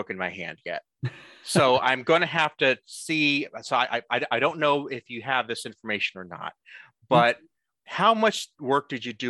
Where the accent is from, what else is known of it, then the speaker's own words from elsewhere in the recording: Lehighton, Pennsylvania, United States; I would normally just say I'm from the Allentown area because so few people know where Lehighton is specifically.